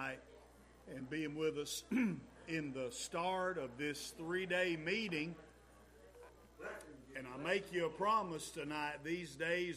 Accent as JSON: {"language": "English", "town": "Brown Mountain", "country": "United States", "tie": "born or raised there", "said": "We grew up in Brown Mountain."}